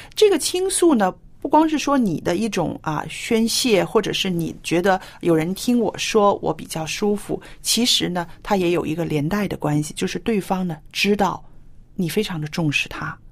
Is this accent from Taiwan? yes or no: no; China; 我是非常典型的那种中国人了